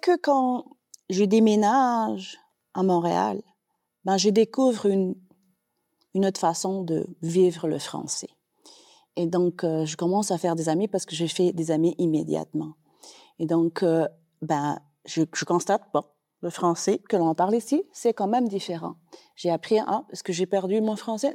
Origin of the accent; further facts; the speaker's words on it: Costa Rica; French is a second language; moved away as an adult; also born or lived in Brazil; now in Calgary, Canada; je viens du Costa Rica, de l'Amérique centrale, mais après le Costa Rica, ben, j'ai ménage au Brésil.